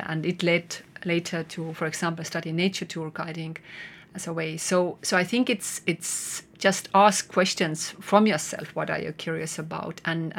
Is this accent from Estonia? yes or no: yes; Estonia; English is a second language; also born or lived in Netherlands; And I came back from Netherlands, and I was so amazed by Estonian nature.